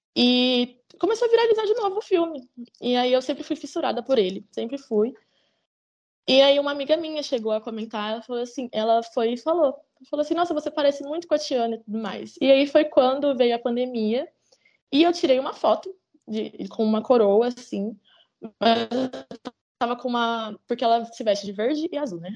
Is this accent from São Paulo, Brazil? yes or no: yes; Campinas, São Paulo, Brazil; Eu sou do interior, né? Eu sou de Campinas.